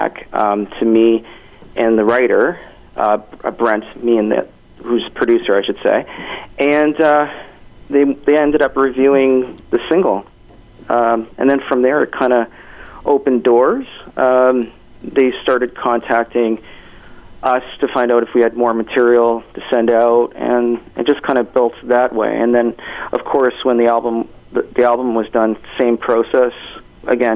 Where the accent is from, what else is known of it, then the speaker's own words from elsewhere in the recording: Hamilton, Ontario, Canada; moved away as an adult; also born or lived in New York; now in Toronto, Canada; I was born in Hamilton and raised in Hamilton, and then I moved out to New York, and I'm based out of Toronto.